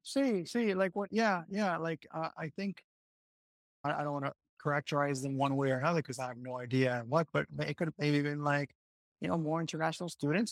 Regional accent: Puerto Rico; first language Spanish; English is a second language; also born or lived in United States / Sydney, Australia; I've been born, raised here, lived in the States a few years, so that's where I picked up the English

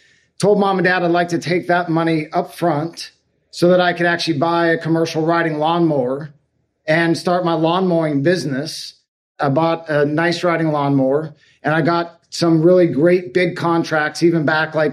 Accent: Sequim, Washington, United States; Northwest of Seattle, Washington, a little town called Squim

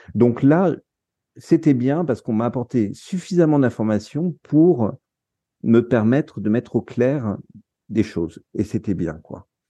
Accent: France; also born or lived in Netherlands; en tant que Français

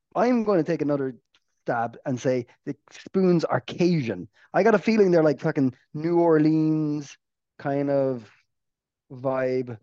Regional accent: Ireland; being an Irish person

